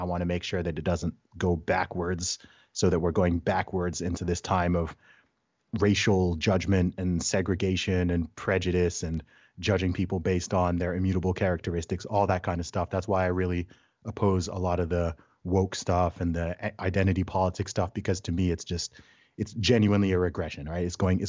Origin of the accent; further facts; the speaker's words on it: Saudi Arabia; also born or lived in England, United Kingdom; So I was born in England. I'm British by nationality, but I grew up in the Middle East, in Saudi Arabia. My family background's originally from Nigeria.